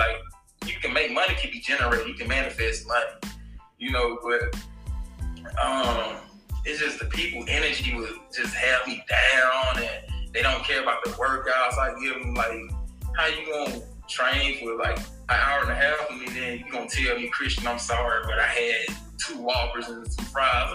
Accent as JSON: {"language": "English", "town": "Jackson", "region": "Mississippi", "country": "United States", "tie": "born or raised there", "moved": "as an adult", "lives_now": "Tampa, United States", "said": "I'm a man from Jackson, Mississippi. You know, I was rooted there."}